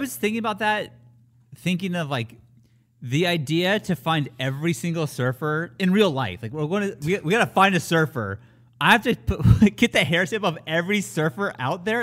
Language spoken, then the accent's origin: English; California, United States; born or raised there